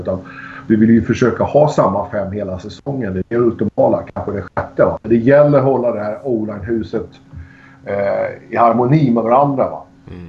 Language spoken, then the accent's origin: Swedish; Sweden; hemma i Sverige